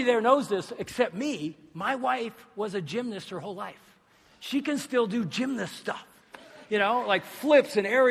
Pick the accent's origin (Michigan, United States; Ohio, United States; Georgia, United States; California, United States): Michigan, United States; We're from Michigan.